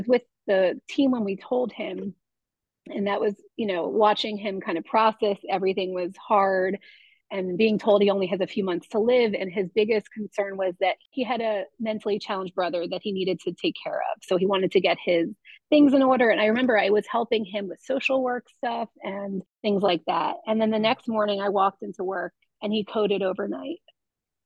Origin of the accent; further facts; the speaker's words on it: South Florida, United States; moved away as an adult; also born or lived in New York; now in Philadelphia, United States; Yeah, so I grew up in South Florida